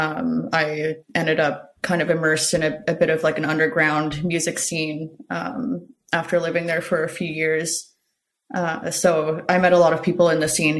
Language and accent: English; just outside Toronto, Ontario, Canada; now in Toronto, Canada; I grew up just a little bit outside of Toronto.